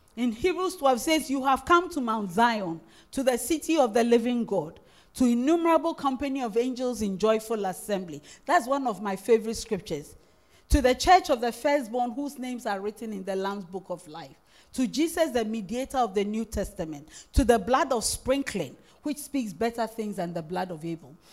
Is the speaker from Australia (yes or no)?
no; Winneba, Central Region, Ghana; English is a second language; I'm originally a Futu. I come from Winneba